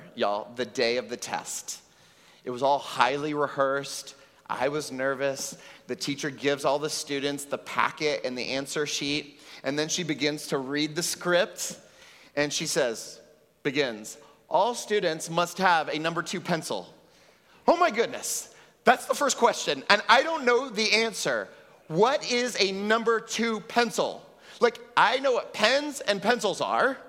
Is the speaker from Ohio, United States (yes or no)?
no; Texas, United States; now in Puerto Rico; I grew up in Texas